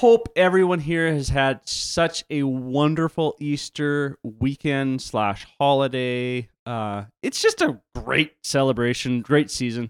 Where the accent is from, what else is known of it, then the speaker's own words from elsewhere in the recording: Canada; For those of you who do not know, I am not French. I'm Canadian. Ancestry is Swedish and German.